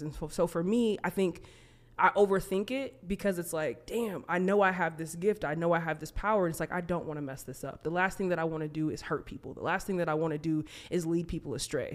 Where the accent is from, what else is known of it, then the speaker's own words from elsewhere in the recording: United States; also born or lived in Minnesota; being American